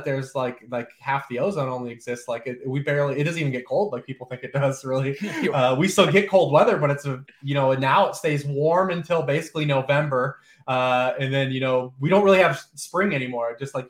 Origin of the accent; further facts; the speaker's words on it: Cleveland, Ohio, United States; also born or lived in Toledo, Ohio / Columbus, Ohio; I was born just outside of here. You know, I went to school in Ohio still, you know, in Toledo, and I lived in Columbus for a number of years